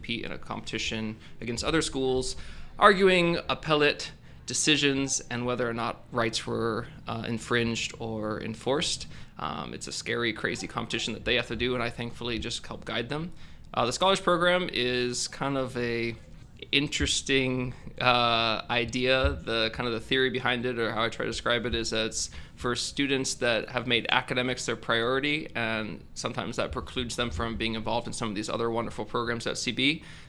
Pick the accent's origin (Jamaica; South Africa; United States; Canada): United States; California; also born or lived in Farmington, New Mexico / Maryland; I was born in New Mexico. Farmington, New Mexico, lived there for a few years. Lived in Maryland for some years. I lived in Northern California, went to high school here at Bella Vista during my formative years